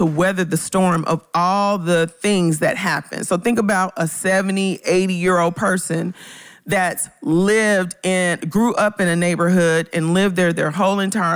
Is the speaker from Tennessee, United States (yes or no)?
yes; Memphis, Tennessee, United States; moved away; my hometown neighborhood